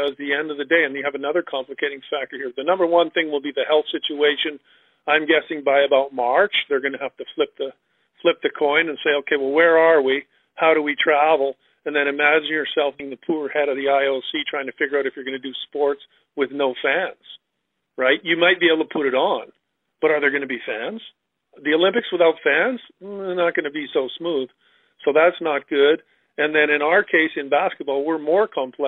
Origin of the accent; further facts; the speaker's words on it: Vancouver, British Columbia, Canada; I came from Point Grey